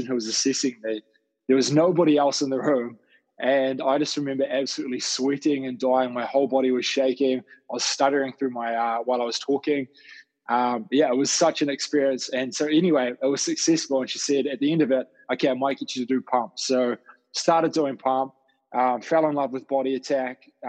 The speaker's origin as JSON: {"language": "English", "town": "Dunedin", "region": "Otago", "country": "New Zealand", "tie": "born or raised there", "also_born_or_lived": "United Kingdom", "moved": "as an adult", "lives_now": "Auckland, New Zealand", "said": "when I was down in Dunedin in my hometown studying"}